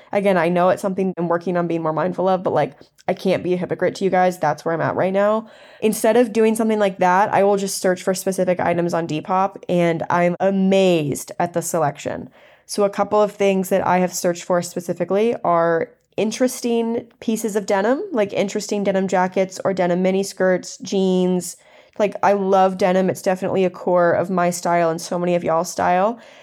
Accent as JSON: {"language": "English", "region": "the South", "country": "United States", "tie": "born or raised there", "said": "I grew up in the South, and I grew up in a super country area"}